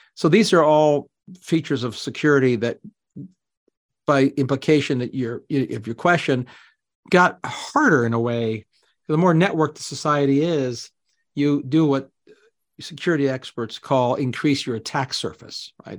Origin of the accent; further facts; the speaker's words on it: Canada; moved away; Canadian expat, I mean, I'm still Canadian. I grew up there.